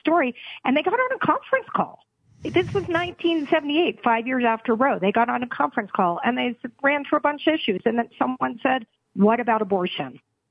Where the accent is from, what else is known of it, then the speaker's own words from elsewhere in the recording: Texas, United States; as a Texan